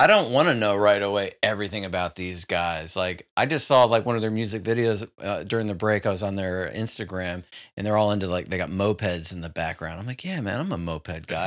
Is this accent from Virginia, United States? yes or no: yes; Richmond, Virginia, United States; moved away; my hometown of Richmond, Virginia